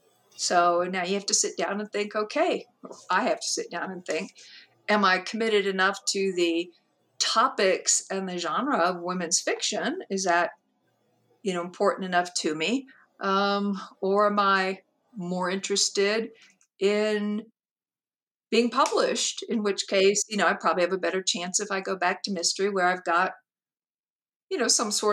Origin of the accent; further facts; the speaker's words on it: Georgia, United States; born there; well, I was born in Georgia, which is true.